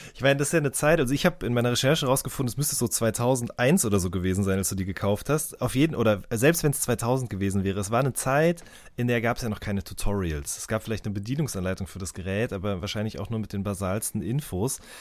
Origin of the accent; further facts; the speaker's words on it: the Ruhr border area near Unna, North Rhine-Westphalia, Germany; Ich komme direkt aus der Ecke